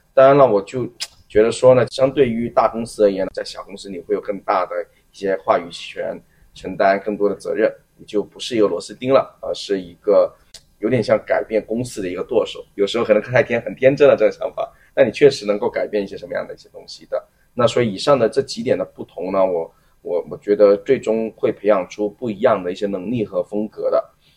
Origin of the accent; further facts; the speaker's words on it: Guangzhou, Guangdong, China; moved away as an adult; now in Hong Kong, China; 其实我来了香港五年多的一个时间，我自己会觉得说香港给我的一个感觉呢，一，就是因为我是广州人的话，那所以就是讲粤语天然就会很，很亲切，而且从小也嗯。会受到T V B的那些文化的一个渲染